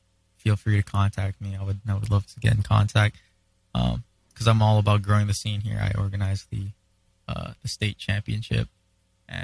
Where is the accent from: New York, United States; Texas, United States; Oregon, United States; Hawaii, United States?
Hawaii, United States; I'm from Hawaii, right? And for me, that's a really big thing that I'm super proud of, you know, because I'm also Hawaiian